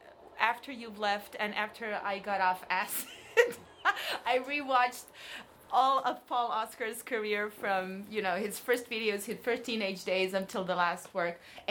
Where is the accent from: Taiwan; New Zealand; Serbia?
Serbia; also born or lived in Belgrade; I was born in Yugoslavia, and then I kind of switched 3 or 4 countries without ever moving. I live in Serbia.